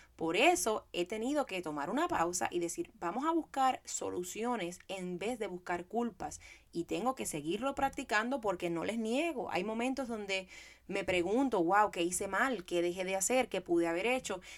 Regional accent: Puerto Rico; moved away; soy puertorriqueña

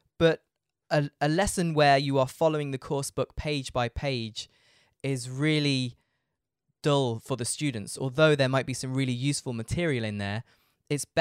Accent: United Kingdom; moved away as an adult; now in Frankfurt, Germany; I'm British. I live in Frankfurt in Germany

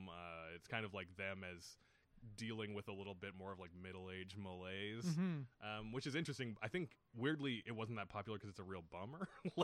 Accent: Edmonton, Alberta, Canada; I grew up in Edmonton, and we have like, they did a very good job of preserving their historic theaters there.

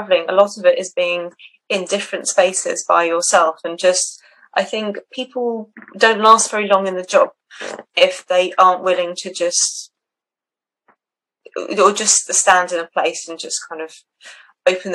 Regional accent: Switzerland; moved away; I grew up in Switzerland quite a lot, like walking in the mountains

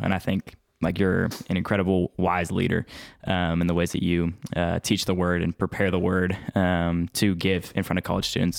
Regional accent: Spring, Texas, United States; I'm from Spring

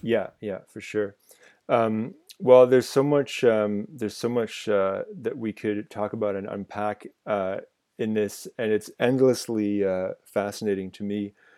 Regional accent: Ottawa, Ontario, Canada; growing up in Ottawa in the nineties

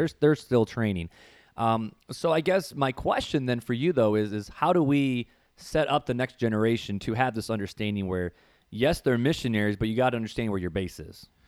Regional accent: Northwest Indiana, United States; growing up in Northwest Indiana, um, there was a church

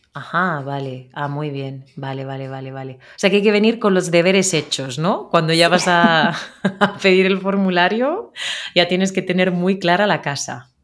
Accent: Spain; de España

